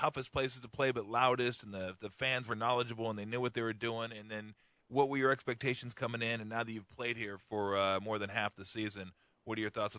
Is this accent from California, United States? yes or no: yes; Los Angeles, California, United States; as someone from L.A.